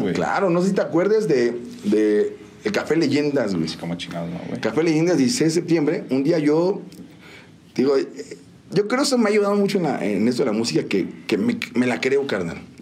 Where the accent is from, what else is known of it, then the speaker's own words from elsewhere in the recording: San Juan del Río, Querétaro, Mexico; also born or lived in Mexico City; nací en la Ciudad de México y llegué aquí a San Juan a los tres años. Ya, San Juan. Sí, yo digo, no, yo siempre quien me pregunté, digo, esta es mi tierra